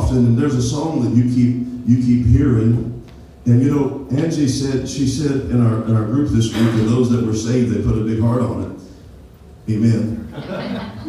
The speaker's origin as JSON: {"language": "English", "region": "Appalachia", "country": "United States", "tie": "born or raised there", "said": "we grew up in Appalachia"}